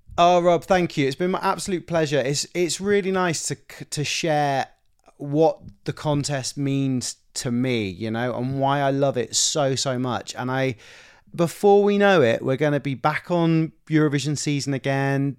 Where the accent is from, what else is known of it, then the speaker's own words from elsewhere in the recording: United Kingdom; me being British and being from the U K.